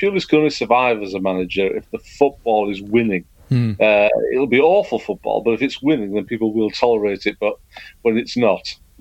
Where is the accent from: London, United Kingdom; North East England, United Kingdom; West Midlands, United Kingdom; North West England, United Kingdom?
North East England, United Kingdom; Stockton-on-Tees; moved away as an adult; also born or lived in Hull; I was born in Hull in 1961, and we moved to Teesside in 69.